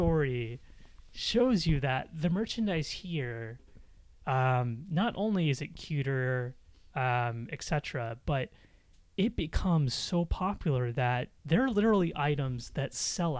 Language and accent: English; United States; moved away; being American and living there